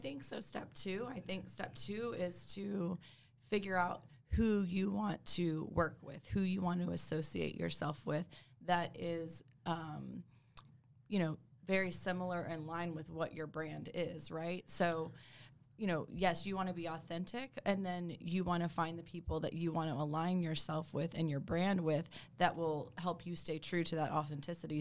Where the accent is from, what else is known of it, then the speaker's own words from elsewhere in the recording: Dallas, Texas, United States; also born or lived in Alabama; I'm born and raised in Dallas